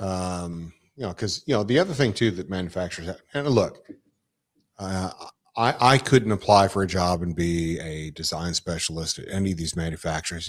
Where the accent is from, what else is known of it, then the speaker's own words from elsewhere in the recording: Dallas, Texas, United States; I'm from Dallas